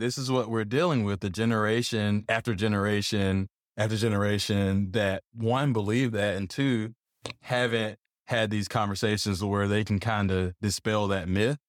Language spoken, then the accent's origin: English; South Georgia, United States; moved away as an adult; I'm I'm from Georgia. No, I'm not from Atlanta. you know, I grew up on a farm